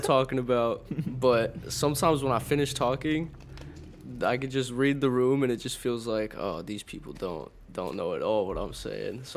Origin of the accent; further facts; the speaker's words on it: Wimberley, Texas, United States; also born or lived in Austin, Texas; I was mainly growing up in Wimberley